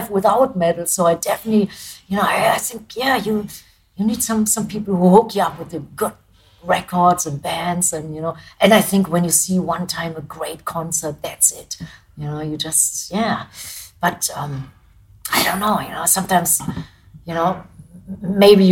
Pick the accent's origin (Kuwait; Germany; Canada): Germany; English is a second language; moved away as an adult; now in United States; being a German band